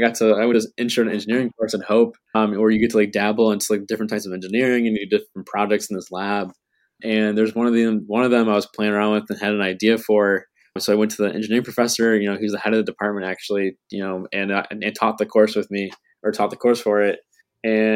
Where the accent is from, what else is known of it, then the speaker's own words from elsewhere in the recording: Macomb, Michigan, United States; also born or lived in Holland, Michigan; now in Grand Rapids, United States; I am originally from Macomb, Michigan on the east side of the state